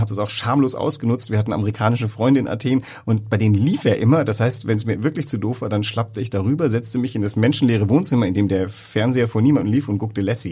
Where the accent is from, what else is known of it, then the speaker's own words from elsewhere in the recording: West Germany, Germany; als Wessi